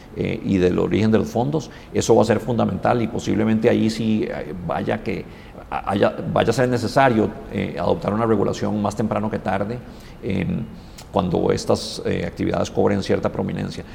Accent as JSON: {"language": "Spanish", "country": "Costa Rica", "said": "nos tenemos que sentir muy orgullosos como costarricenses"}